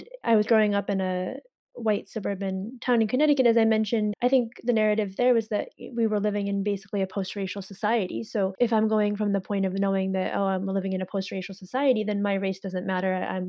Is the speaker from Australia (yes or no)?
no; China; born there; I knew that I was adopted from China.